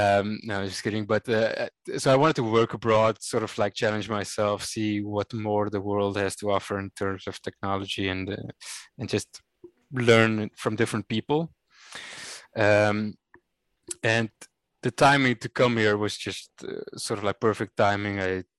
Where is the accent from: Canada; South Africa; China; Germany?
South Africa; Cape Town, Western Cape; moved away as an adult; also born or lived in Rotterdam, Netherlands; now in Netherlands; So I was born and raised in Cape Town, in an area they call the Northern Suburbs. Which is really working man's place, beautiful city, of course, beautiful country.